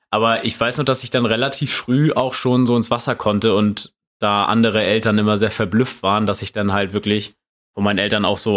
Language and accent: German; Neumünster, Schleswig-Holstein, Germany; born or raised there